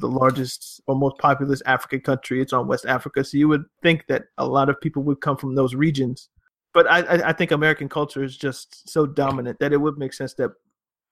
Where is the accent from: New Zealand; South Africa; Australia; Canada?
Canada; also born or lived in Uganda; now in United States; I was socialized in Canada.